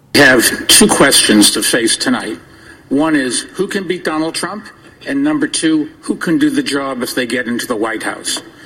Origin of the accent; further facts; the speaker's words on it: New York City, New York, United States; I'm a New Yorker